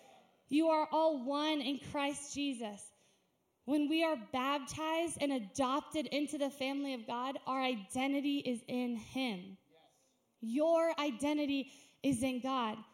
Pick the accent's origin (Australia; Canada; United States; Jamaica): United States; I'm an American